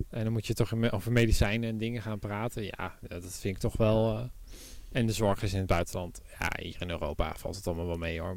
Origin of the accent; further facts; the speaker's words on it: Netherlands; wij als Nederlanders